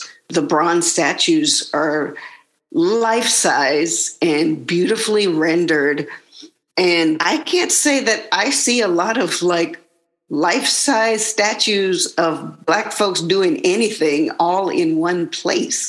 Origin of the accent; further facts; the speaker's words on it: the South, United States; I grew up in the South and in the 80s and 90s